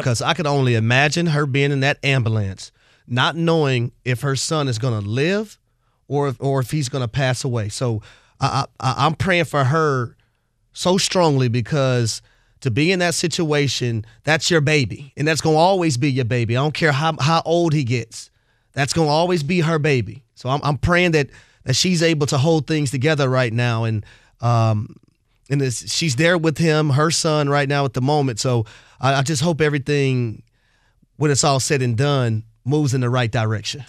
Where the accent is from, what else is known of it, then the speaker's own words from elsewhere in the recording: United States; being an American